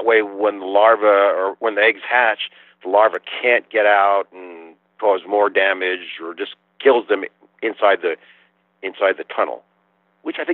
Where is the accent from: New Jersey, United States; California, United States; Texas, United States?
Texas, United States; I'm from Texas, but I am up in the Catskills right now.